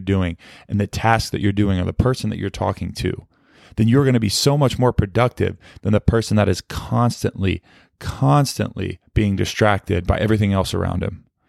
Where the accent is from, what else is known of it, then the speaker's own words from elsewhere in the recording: Fort Worth, Texas, United States; as a kid growing up in Fort Worth, Texas